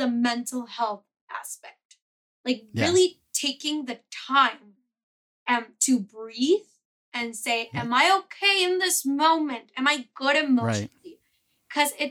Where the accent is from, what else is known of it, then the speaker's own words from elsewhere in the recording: Mexico; I'm from Mexico